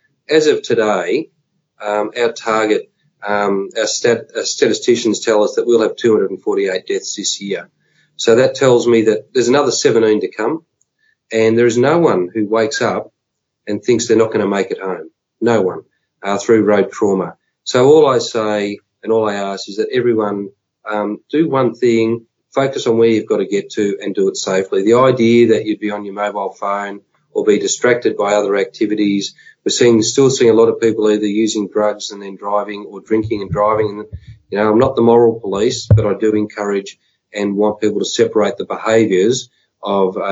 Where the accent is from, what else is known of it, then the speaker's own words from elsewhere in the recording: Warranwood, Victoria, Australia; I lived locally. I was in Warrenwood